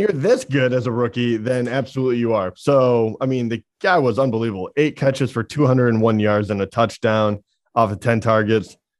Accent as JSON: {"language": "English", "region": "Michigan", "country": "United States", "said": "we're from Michigan"}